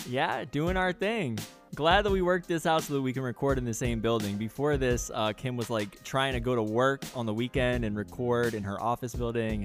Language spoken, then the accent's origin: English; New York, United States; moved away; I'm originally from New York